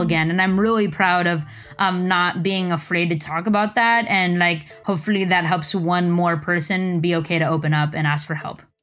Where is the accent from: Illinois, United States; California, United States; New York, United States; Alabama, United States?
California, United States; Los Angeles; now in Silicon Valley, United States; I'm from L A. That's where I grew up